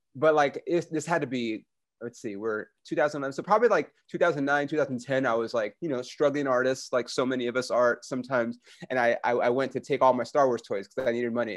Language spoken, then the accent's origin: English; United States; I'm American